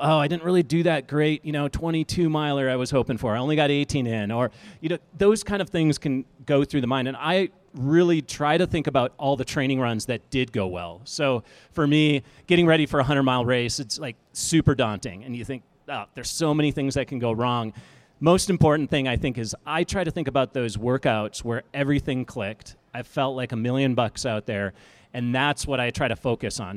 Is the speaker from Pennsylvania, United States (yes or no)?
no; Minnesota, United States; moved away as an adult; now in Colorado, United States; I'm a Midwesterner, I'm from Minnesota